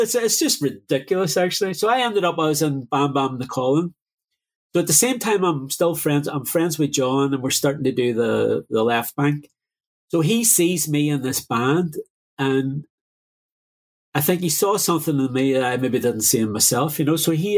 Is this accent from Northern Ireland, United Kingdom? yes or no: yes; Derry, Northern Ireland, United Kingdom; moved away; also born or lived in London; growing up in Derry during the Troubles